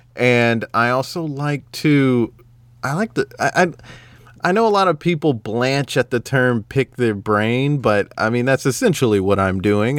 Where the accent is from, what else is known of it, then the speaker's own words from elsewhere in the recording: the South, United States; I'm not only just as American, I'm from the South